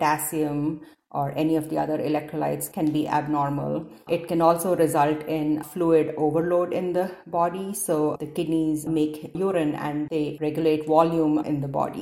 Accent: India; born or raised there; moved away as an adult; also born or lived in Detroit, United States / Cincinnati, United States; now in Seattle, United States

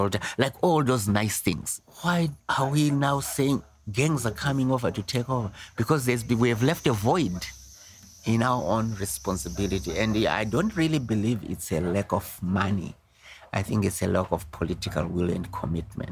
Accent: Zimbabwe; now in Canada; I was born in Africa, came to Canada in 1972

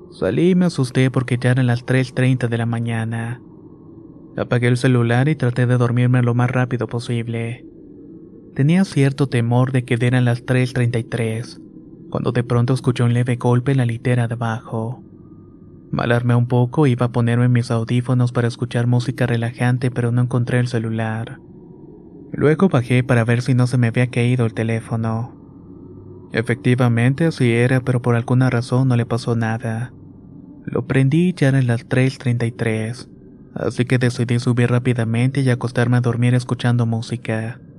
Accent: Ecatepec, State of Mexico, Mexico; Soy originario de Catepec, Estado de México. Tengo 27 años, pero mi historia se remonta cuando tenía 15.

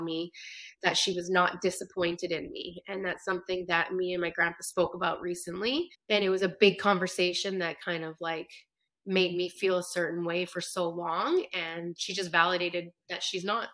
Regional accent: Canada; now in New York, United States; I'm originally from Canada, but I live in New York

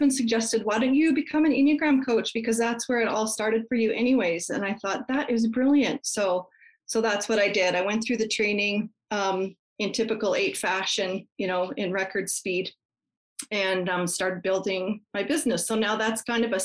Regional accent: Colorado, United States; moved away as an adult; also born or lived in Canada; I grew up in Colorado, and when I turned 18, I moved to Canada.

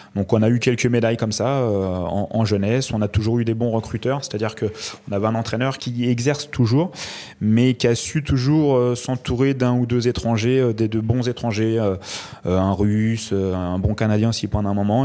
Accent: France; en tant que petit français en France

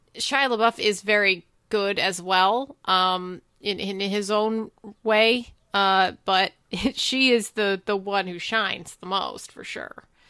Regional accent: United States; as an American

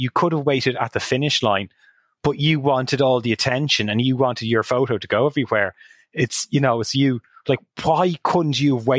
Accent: Hamilton, Ontario, Canada; I'll say, oh, Hamilton, Ontario.

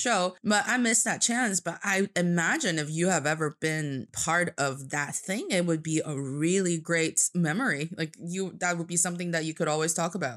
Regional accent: Changchun, Jilin, China; now in Beijing, China; from the northeast part of China. It's a beautiful city called Changchun, which means a long spring, and it's in Jilin Province

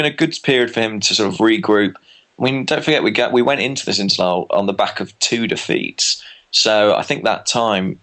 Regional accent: England, United Kingdom; I'm English

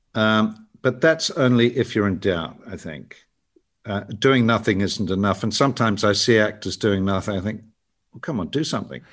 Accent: South Island, New Zealand; I grew up in the South Island

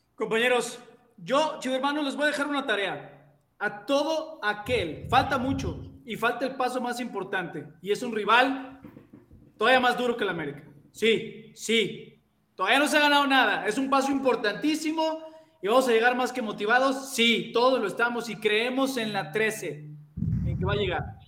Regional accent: Mexico City, Mexico; Ustedes saben que yo soy chilango. Yo soy chilango.

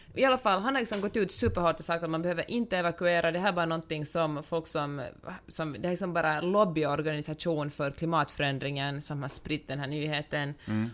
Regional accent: Finland; som finlandssvensk

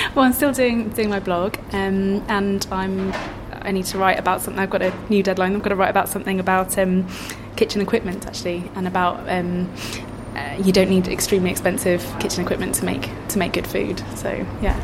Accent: East Midlands, United Kingdom; I'm from the East Midlands

